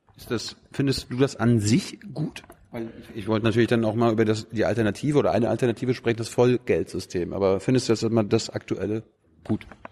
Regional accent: Mecklenburg-Vorpommern, Germany; Mecklenburg-Vorpommern, wo ich herkomme

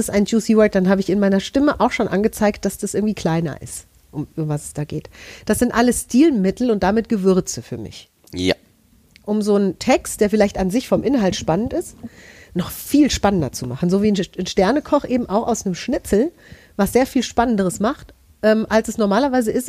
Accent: Hesse, Germany; Also ich bin aus Hessen, wir haben einen ganzen Katalog voll Direktbeleidigungen.

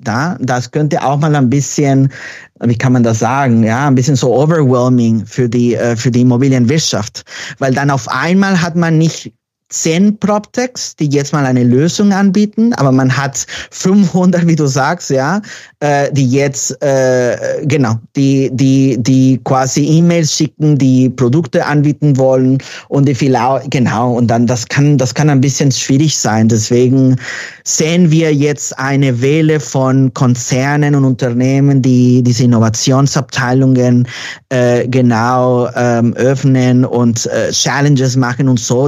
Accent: Mexico; German is a second language; moved away as an adult; now in Berlin, Germany; Ich bin gebürtiger Mexikaner, genau. Ich bin aber Wahlberliner seit zehn Jahren.

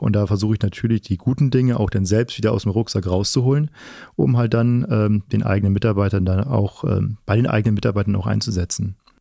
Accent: Flensburg, Schleswig-Holstein, Germany; now in Paderborn, Germany; komme ja selber aus Norddeutschland, ähm, gebürtiger Flensburger

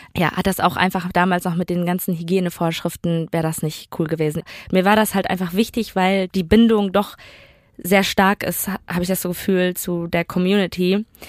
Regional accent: Duisburg, North Rhine-Westphalia, Germany; born or raised there

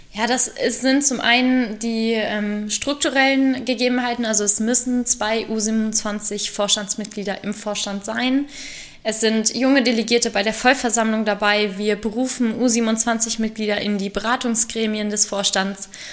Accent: Salzgitter, Lower Saxony, Germany; Jugendwartin in meinem Heimatverein geworden und habe mich ähm, angefangen, in der Sportjugend Salzgitter zu engagieren

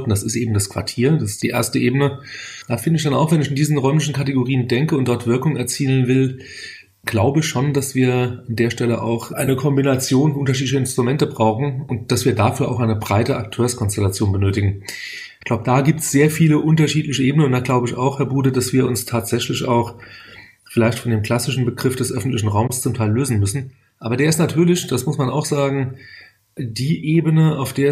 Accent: Leipzig, Saxony, Germany; Allerdings muss ich sagen, dass die Schlange als solche in meiner Heimatstadt Leipzig immer noch ein bisschen anders gesehen wird.

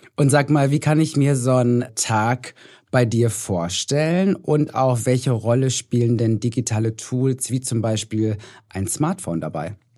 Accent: North Rhine-Westphalia, Germany; Ich komme aus Nordrhein-Westfalen

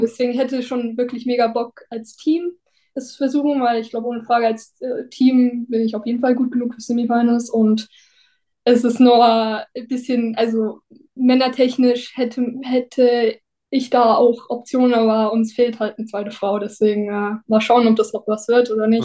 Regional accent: near Newcastle, North East England, United Kingdom; now in Germany; Ich bin in England aufgewachsen, also beziehungsweise bin in Deutschland geboren und dann mit zweieinhalb, sind, also als ich zweieinhalb war, sind meine Eng Eltern nach England gezogen, in den Nordosten, in die Nähe von Newcastle

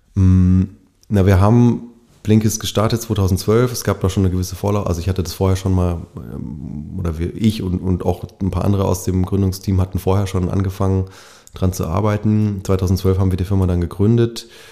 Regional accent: Bavaria, Germany; ich bin in Bayern aufgewachsen, also in, in Westdeutschland im kapitalistischen Westen

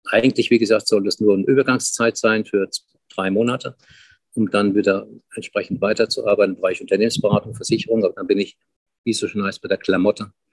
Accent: Frankfurt am Main, Hesse, Germany; Ich habe früher im Alter von 10, 12 in Frankfurt am Main, wo ich geboren bin, Zeitungen verkauft.

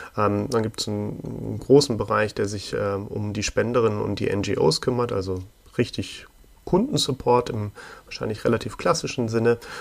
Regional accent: Hamburg, Germany; für ein paar äh, Zeitungen in Hamburg, wo ich geboren bin

